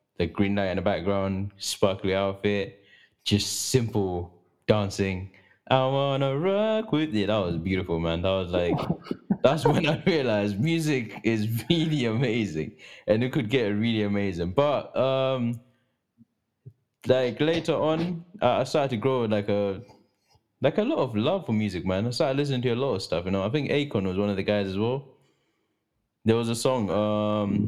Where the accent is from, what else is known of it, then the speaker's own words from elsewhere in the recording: Zimbabwe; moved away; I'm not really from here, because I was raised in Zimbabwe